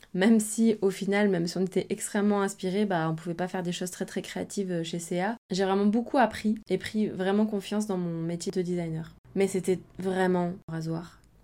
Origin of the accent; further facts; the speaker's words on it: near Aix-en-Provence, Provence-Alpes-Côte d'Azur, France; moved away as an adult; also born or lived in Barcelona / Brussels; now in Marseille, France; je viens de d'à côté d'Aix-en-Provence